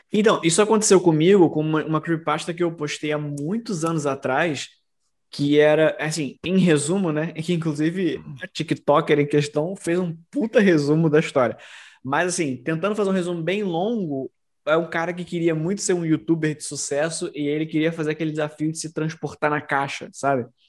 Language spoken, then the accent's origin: Portuguese; Rio de Janeiro, Brazil; como carioca